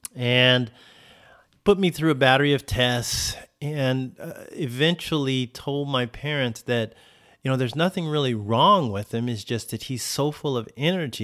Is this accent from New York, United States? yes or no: no; Oceanside, California, United States; my hometown of Oceanside